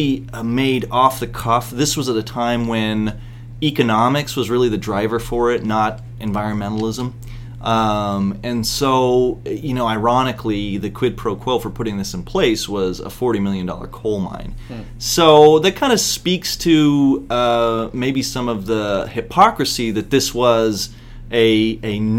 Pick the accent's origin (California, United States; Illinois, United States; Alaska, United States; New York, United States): Alaska, United States; Bristol Bay; I'm from Alaska and from Bristol Bay and a fishing family